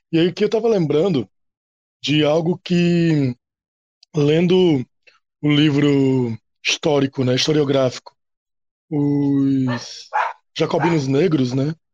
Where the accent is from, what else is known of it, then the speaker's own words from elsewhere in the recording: Natal, Rio Grande do Norte, Brazil; eu moro no Rio Grande do Norte, eu sou, sou de Natal, e eu sou professor é, em Pau dos Ferros.